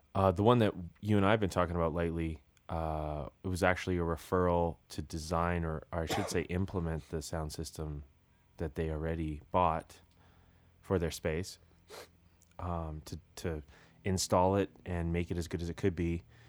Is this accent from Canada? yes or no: yes; British Columbia, Canada; moved away; I'm from British Columbia